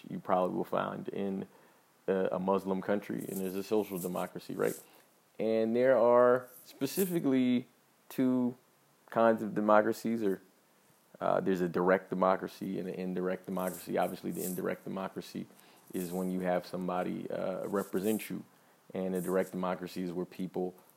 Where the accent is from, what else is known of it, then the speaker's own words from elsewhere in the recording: United States; I'm an American